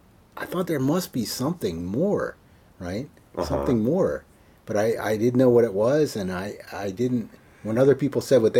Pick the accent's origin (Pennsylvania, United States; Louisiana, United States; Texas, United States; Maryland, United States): Maryland, United States; I'm born and raised in Maryland